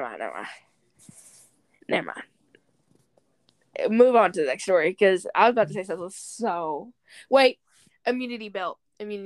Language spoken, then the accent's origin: English; the South, United States; accent: Southern; In the South, and if you can't tell by our accents, we're from the South.